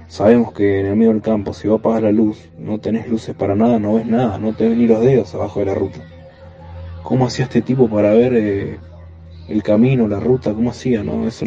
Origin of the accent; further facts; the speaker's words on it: Buenos Aires, Argentina; soy de Buenos Aires.